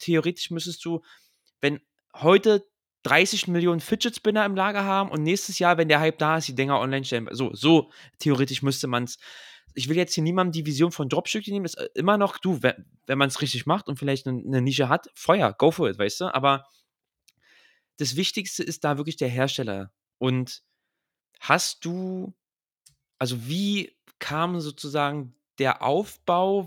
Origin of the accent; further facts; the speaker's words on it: Berlin, Germany; aus Berlin